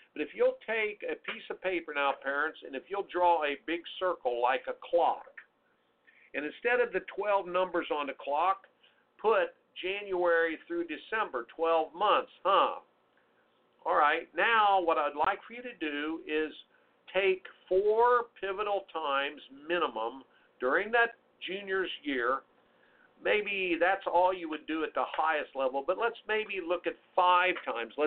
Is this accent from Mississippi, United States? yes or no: no; Indianapolis, Indiana, United States; when I grew up in CYO in Indianapolis, Indiana